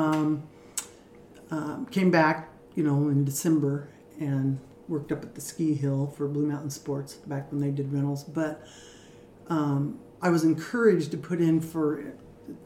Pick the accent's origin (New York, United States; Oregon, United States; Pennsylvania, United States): Oregon, United States; Lebanon and Hermiston area; born or raised there